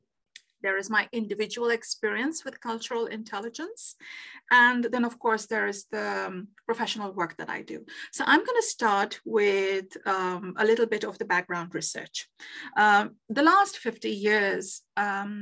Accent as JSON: {"language": "English", "town": "Kolkata", "region": "West Bengal", "country": "India", "tie": "born or raised there", "also_born_or_lived": "Netherlands", "moved": "as an adult", "lives_now": "Canada", "said": "when I was growing up in Calcutta, India"}